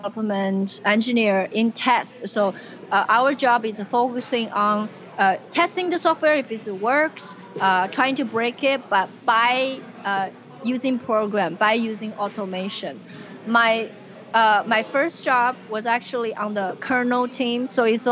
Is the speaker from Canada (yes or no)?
no; China; now in United States; as a kid growing up in China